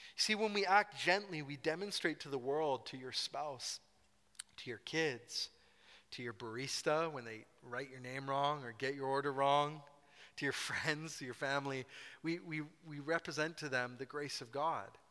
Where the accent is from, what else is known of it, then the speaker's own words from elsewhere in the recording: Scotland, United Kingdom; I am Scottish